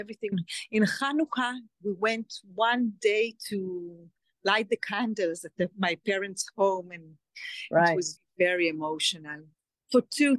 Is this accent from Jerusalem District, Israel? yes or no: no; Alumim, Southern District, Israel; born there; English is a second language; I was born in Kibbutz Elumim. It's a very small kibbutz right near the border with Gaza.